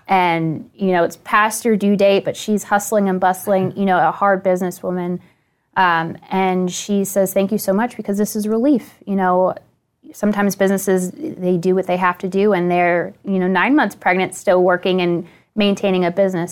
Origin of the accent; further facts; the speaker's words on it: Northern Virginia, United States; I grew up in Northern Virginia